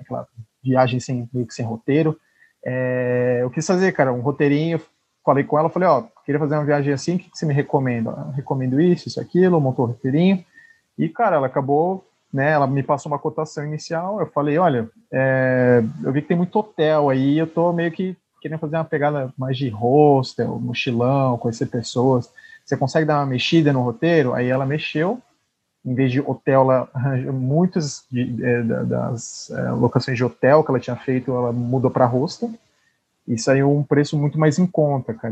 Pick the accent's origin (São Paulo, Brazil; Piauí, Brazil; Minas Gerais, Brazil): São Paulo, Brazil; a gente que era de São Paulo